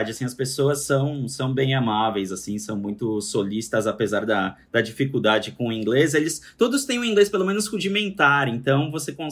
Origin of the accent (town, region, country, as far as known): Brazil; also born or lived in São Paulo